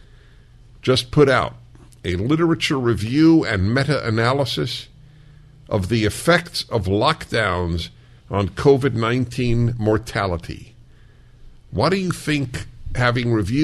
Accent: New York, United States; moved away; I come from New York. I fled New York

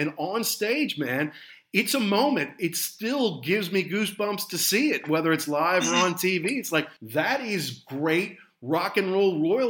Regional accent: Midwest, United States; as a kid growing up in the Midwest.

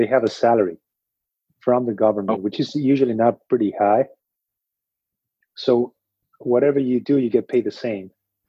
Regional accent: Argentina; moved away as an adult; now in United States; I'm from Argentina, so coming here to the States, validating my degree here and trying to be in orthopedic surgery was quite a task.

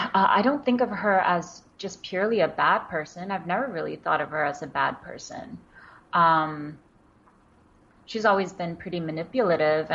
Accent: New York City, New York, United States; English is a second language; also born or lived in China; I grew up in Queens in New York

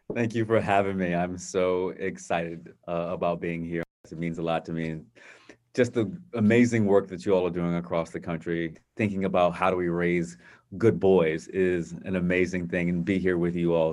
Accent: Virginia Beach, Virginia, United States; growing up in a, a, a wonderful environment, uh, in Virginia Beach with my family

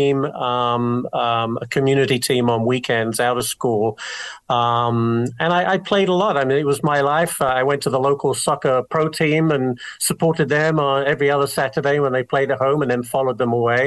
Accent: Brighton, South East England, United Kingdom; accent: English; moved away as an adult; also born or lived in Los Angeles, United States / Helena, Montana / Green Bay / Nashville; now in New York, United States; Born and raised in England for 20-something years, came to the United States in the 1980s with mom and dad

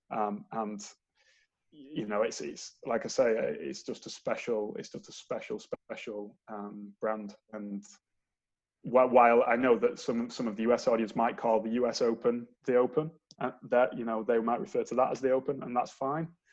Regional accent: Manchester, North West England, United Kingdom; moved away as an adult; now in St Andrews, United Kingdom; I moved from Manchester, as the accent probably gives me away that I'm not Scottish

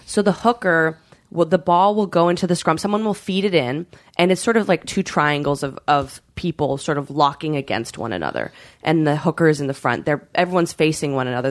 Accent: British Columbia, Canada; I grew up in Canada

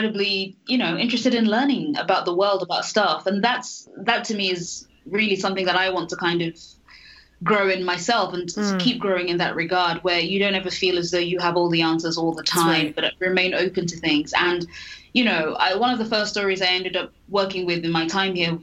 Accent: London, United Kingdom; moved away as an adult; also born or lived in Nigeria; now in United States; I'm from London, so I'm British

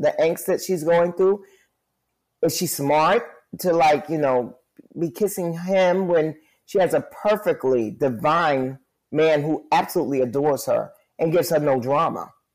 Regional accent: New York City, New York, United States; born and raised in New York City

